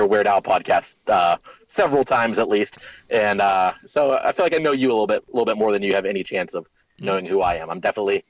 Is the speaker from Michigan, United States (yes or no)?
no; Youngstown, Ohio, United States; moved away; everybody is dispersed from our hometown. We grew up near Youngstown, Ohio, very deindustrialized city.